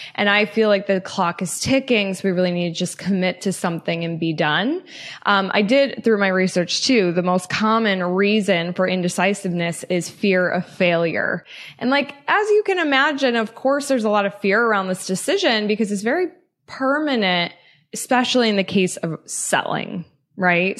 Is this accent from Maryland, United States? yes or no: no; Loveland, Colorado, United States; moved away as an adult; also born or lived in Denver, Colorado; I'm from Loveland, Colorado, uh, born and raised, lived twenty-four years in northern Colorado